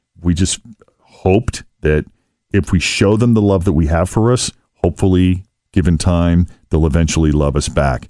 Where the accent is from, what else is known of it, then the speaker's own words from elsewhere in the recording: Boston, Massachusetts, United States; now in Cincinnati, United States; my hometown of Boston